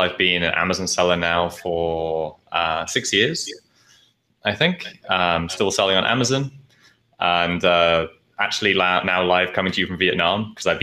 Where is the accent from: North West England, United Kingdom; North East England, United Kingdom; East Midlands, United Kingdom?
East Midlands, United Kingdom; Nottingham; moved away as an adult; also born or lived in London; now in Asia; I was living in London before I moved to Asia, but I'm from Nottingham, like in the middle.